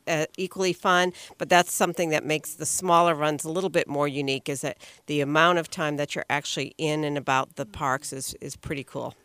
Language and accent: English; Florida, United States; I'm from Florida there